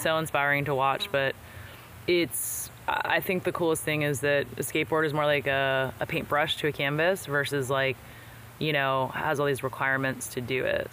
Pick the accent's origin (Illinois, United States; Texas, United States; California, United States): California, United States; Bay Area; I was born here in the Bay Area